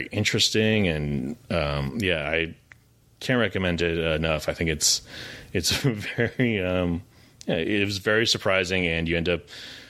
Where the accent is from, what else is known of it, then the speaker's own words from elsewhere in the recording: Massachusetts, United States; I grew up in Massachusetts